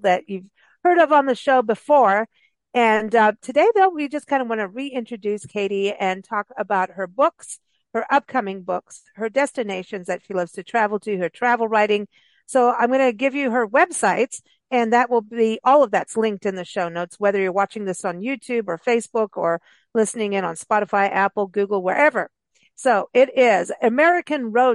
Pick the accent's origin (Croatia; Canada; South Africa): South Africa; moved away; I grew up in South Africa